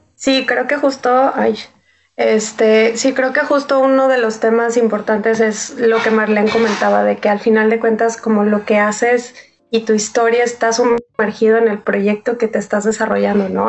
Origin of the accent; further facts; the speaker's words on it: Mazatlán, Sinaloa, Mexico; moved away; crecí en Mazatlán, entonces pues está metido en mi sangre